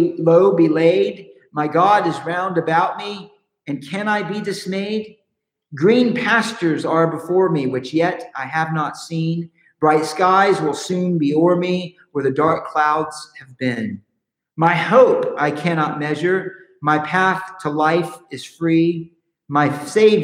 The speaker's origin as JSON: {"language": "English", "region": "Southern California", "country": "United States", "said": "We're from California, Southern California"}